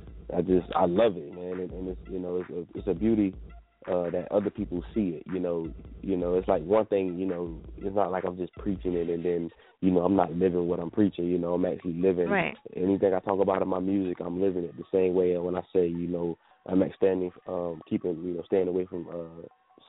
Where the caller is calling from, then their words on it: Savannah, Georgia, United States; I'm calling from Savannah, Georgia